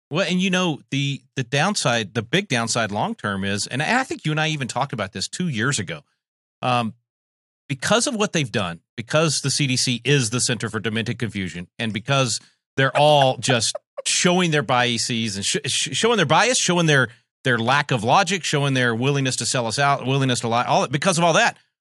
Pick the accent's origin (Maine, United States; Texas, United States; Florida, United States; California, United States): Texas, United States; here in my home state of Texas